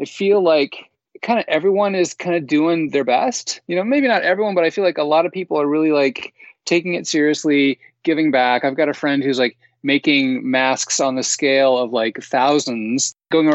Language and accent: English; the Northwest, Pacific Northwest, United States; moved away; also born or lived in Seattle; I'm from the Northwest